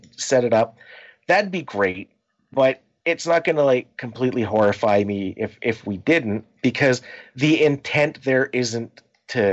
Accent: Canada; We're Canadian

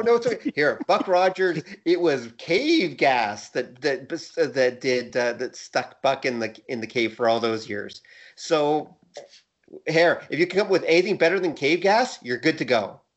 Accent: Canada; As a Canadian

